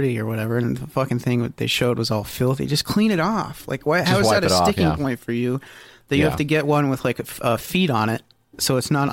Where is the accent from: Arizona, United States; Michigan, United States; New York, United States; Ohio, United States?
Ohio, United States; we're from Ohio, and we all eat Country Crock here